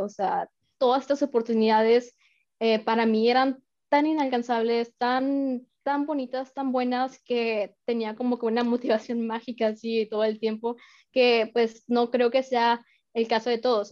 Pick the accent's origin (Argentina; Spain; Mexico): Mexico; moved away as an adult; also born or lived in France; now in Arizona, United States; soy mexicana, y pues eh, apenas tiene em, un año y medio eh, que estoy viviendo en Estados Unidos